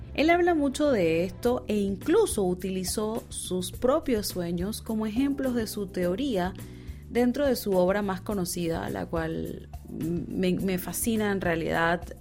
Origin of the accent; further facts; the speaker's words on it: Panama; moved away as an adult; also born or lived in Buenos Aires, Argentina; Panamá, mi país natal